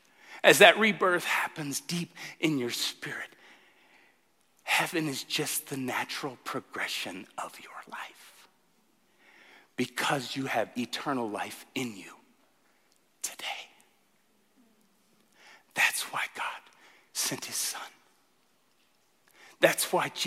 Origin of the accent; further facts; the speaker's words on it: Tulsa, Oklahoma, United States; I grew up in Tulsa, Oklahoma